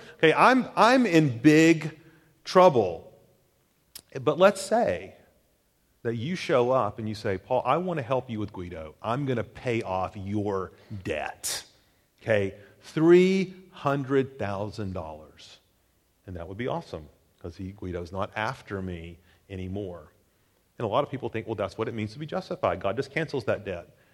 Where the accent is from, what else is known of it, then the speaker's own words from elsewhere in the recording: Chattanooga, Tennessee, United States; moved away; my hometown, Chattanooga